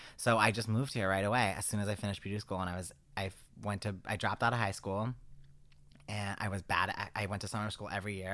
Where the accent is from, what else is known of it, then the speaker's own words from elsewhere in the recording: East Coast, United States; accent: East Coast; my East Coast accent